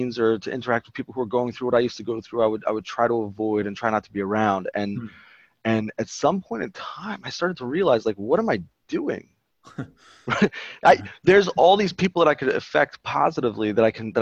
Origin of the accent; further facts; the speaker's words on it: Baltimore, Maryland, United States; I am from Baltimore originally. We just moved back actually a little while ago. And I grew up over here